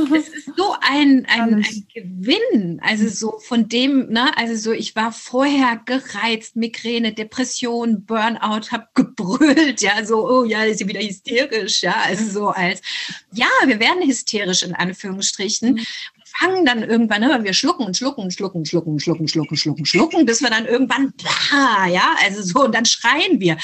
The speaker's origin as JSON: {"language": "German", "town": "Hanau", "region": "Hesse", "country": "Germany", "tie": "born or raised there", "also_born_or_lived": "unnamed country under a dictatorship (birthplace)", "said": "wir sind in Hanau äh, angesiedelt bei meiner deutschen Großmutter"}